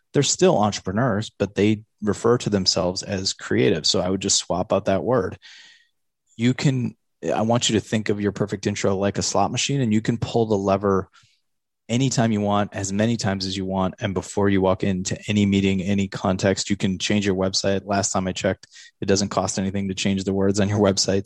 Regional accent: Eau Claire, Wisconsin, United States; I grew up in Eau Claire

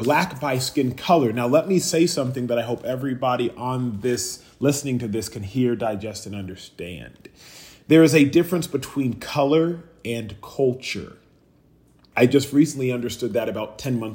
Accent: United States; I'm first generation American

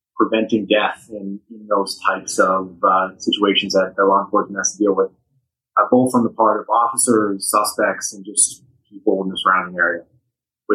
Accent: Las Vegas, Nevada, United States; the October 1 shooting also happened in Las Vegas, which was my hometown

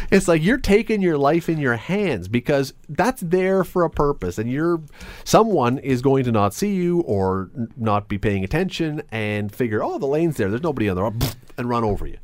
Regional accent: Toronto, Ontario, Canada; moved away as an adult; now in Hamilton, Canada; I grew up in Toronto until I was about eighteen. I lived in Toronto

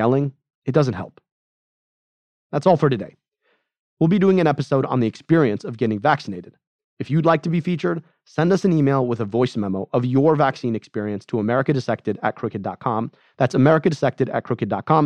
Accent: Michigan, United States; In my home state of Michigan

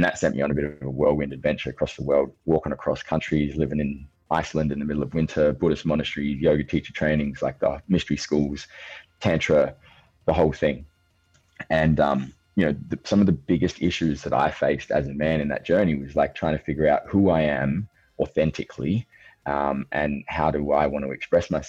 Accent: Australia; I'm 35. I'm from Australia

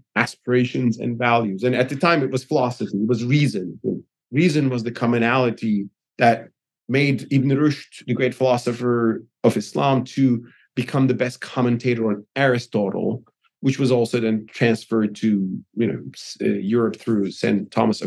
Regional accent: Turkey; moved away as an adult; now in United States; I'm from Turkey

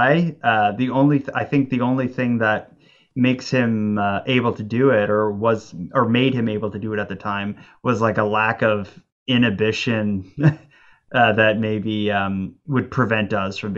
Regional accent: Cape Breton, Nova Scotia, Canada; my hometown

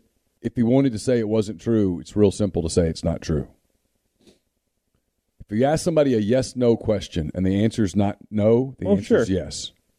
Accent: Ruston, Louisiana, United States; I grew up in Ruston, Louisiana.

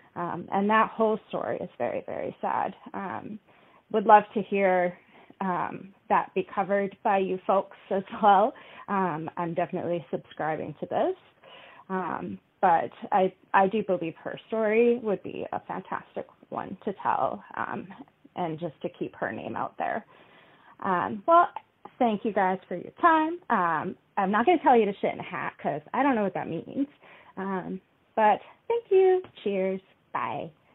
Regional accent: Kitimat, British Columbia, Canada; my hometown

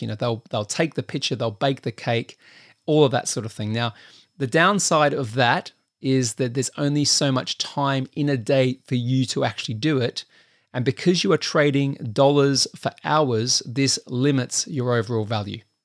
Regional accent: Australia; I'm Australian

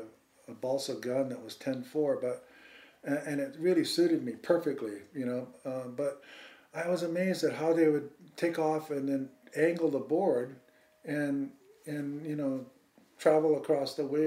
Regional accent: Hawaii, United States; that was the only connection that growing up in Hawaii that we had, you know, before.

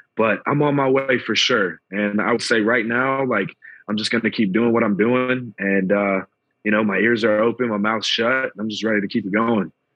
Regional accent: Atlanta, Georgia, United States; I'm from Atlanta

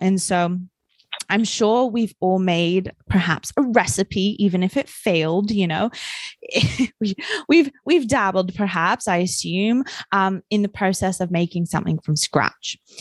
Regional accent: New Zealand; I grew up in New Zealand

